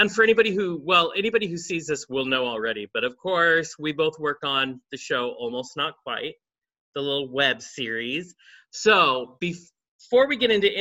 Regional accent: the South, United States; I'm sort of from the South

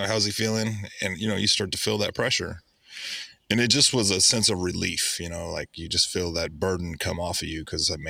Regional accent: Oakland, California, United States; moved away; I grew up in the Bay Area

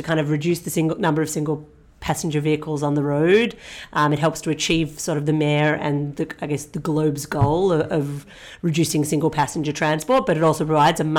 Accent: Australia; moved away as an adult; also born or lived in United States / Singapore; I'm originally Australian

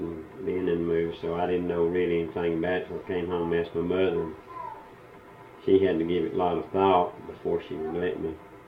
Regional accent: Rabun County, Georgia, United States; I was born in Raven County, May 3rd, 1942

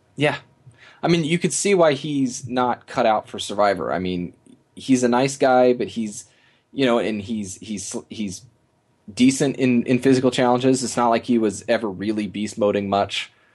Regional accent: Midwest, United States; as an American

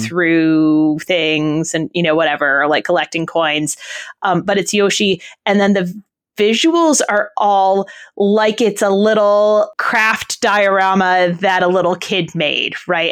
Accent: New England, United States; I grew up in New England

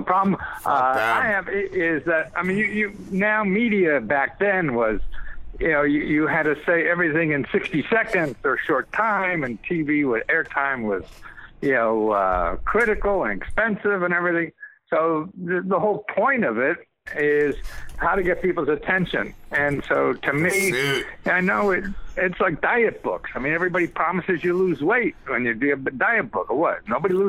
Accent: Wilkes-Barre, Pennsylvania, United States; Oh, Pennsylvania, really? Where about? I grew up in Wilkes-Barre.

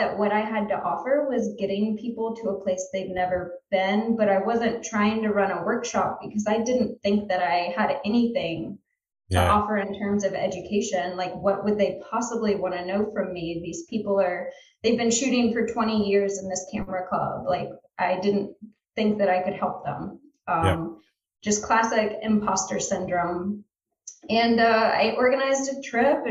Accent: South Louisiana, United States; moved away; also born or lived in Georgia / Virginia / Pensacola, Florida; I grew up in South Louisiana

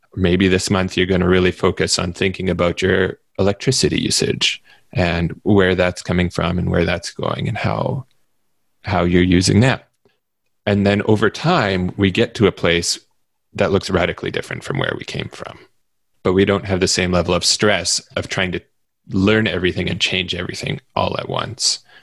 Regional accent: Manitoba, Canada; where I live in Canada, uh, especially where I grew up in Manitoba

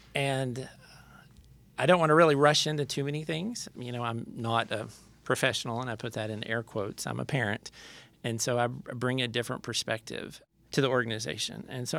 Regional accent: Lubbock, Texas, United States; I'm from Lubbock, Texas.

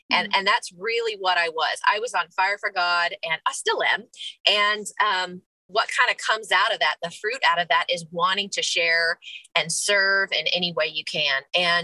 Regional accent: Clarksville, Tennessee, United States; but we're from Clarksville area. My husband and I both are Army brats whose dad's retired here. So this is definitely home for us.

